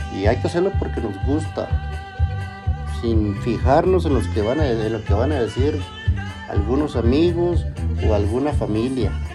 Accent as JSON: {"language": "Spanish", "region": "Chihuahua", "country": "Mexico", "moved": "yes", "lives_now": "Minersville, United States", "said": "yo soy de Chihuahua, soy norteño de corazón"}